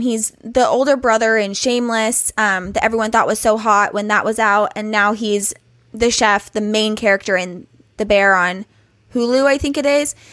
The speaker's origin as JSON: {"language": "English", "region": "California", "country": "United States", "tie": "born or raised there", "said": "we in California don't realize how lucky we are to have been, like, born and raised in California"}